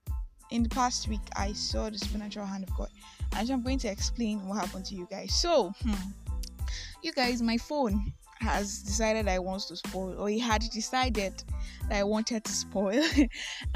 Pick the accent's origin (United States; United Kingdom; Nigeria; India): Nigeria; I am that Nigerian Christian Talkaholic